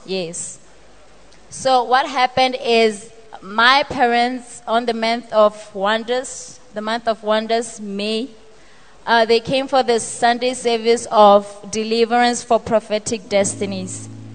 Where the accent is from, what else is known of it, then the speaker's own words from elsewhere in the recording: Botswana; I am from Botswana.